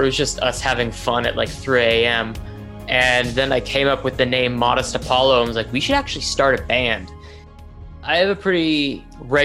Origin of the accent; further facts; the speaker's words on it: Toronto, Ontario, Canada; I am a musician from Toronto, Ontario